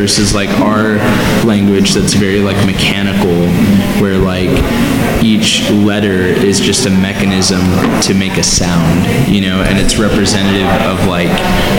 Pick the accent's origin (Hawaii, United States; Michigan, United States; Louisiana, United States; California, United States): Hawaii, United States; now in Bakersfield, United States; growing up in Hawaii, it's very like Eastern influenced.